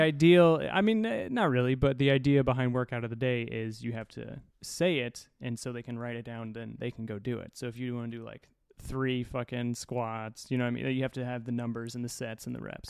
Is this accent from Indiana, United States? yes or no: yes; Indiana, United States; moved away; Indiana, white trash